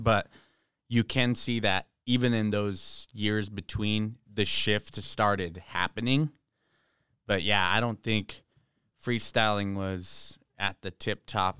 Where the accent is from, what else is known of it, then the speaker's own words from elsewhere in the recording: California, United States; We're from Cali, so we grew up on West Coast